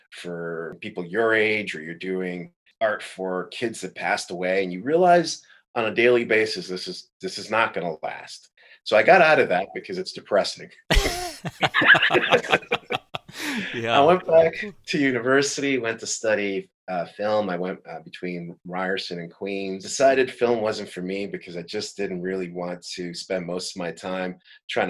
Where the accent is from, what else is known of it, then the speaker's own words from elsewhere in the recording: Madrid, Community of Madrid, Spain; also born or lived in Brooklyn, New York; now in Paris, France; Born in Madrid. Dad's from East St. Louis. My mom's Spanish.